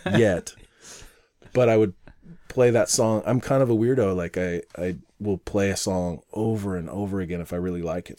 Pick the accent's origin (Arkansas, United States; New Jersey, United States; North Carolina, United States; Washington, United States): Washington, United States; Mountlake Terrace; born or raised there; also born or lived in Portland, Oregon / Beaverton, Oregon